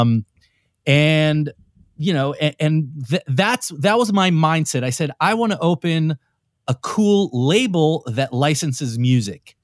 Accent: Israel; moved away as an adult; also born or lived in New York, United States; now in Los Angeles, United States; growing up in Israel, you have to do the whole military thing

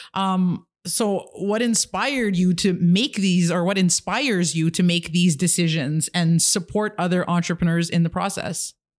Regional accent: Kitigan Zibi, Quebec, Canada; I'm an entrepreneur from Kidagan, Zeebi, and Anishinaabe

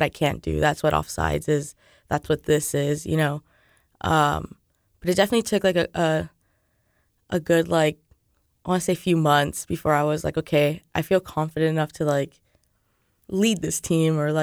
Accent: California, United States; moved away as an adult; now in Lawrence, United States; I'm from California, so I don't even know anybody here in Lawrence or in Kansas

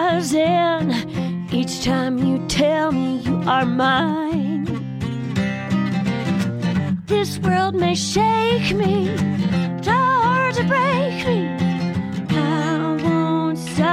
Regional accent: Austin, Texas, United States; Speaking of West Texas, I grew up in Austin, Texas.

